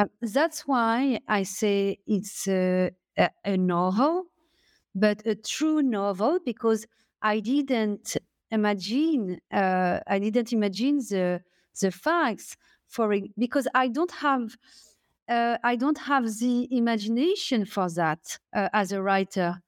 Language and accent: English; France; accent: French; English is a second language; my French accent